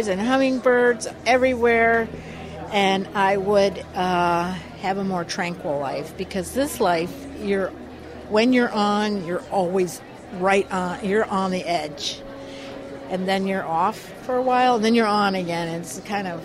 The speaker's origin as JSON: {"language": "English", "town": "Detroit", "region": "Michigan", "country": "United States", "moved": "yes", "said": "I'm from Detroit, Michigan"}